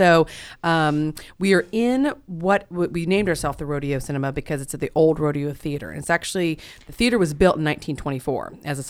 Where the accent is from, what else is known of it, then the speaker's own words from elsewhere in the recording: Oklahoma City, Oklahoma, United States; I'm from Oklahoma City. I'm born and raised here